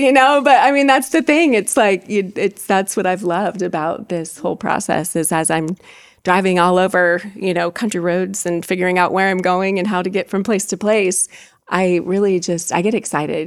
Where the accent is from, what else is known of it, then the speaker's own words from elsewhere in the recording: Fulton County, Indiana, United States; also born or lived in Kosciusko County, Indiana; I'm from Fulton County